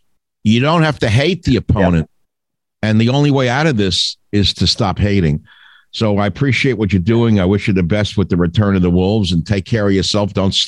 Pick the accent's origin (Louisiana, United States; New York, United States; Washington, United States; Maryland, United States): New York, United States; when I grew up in New York.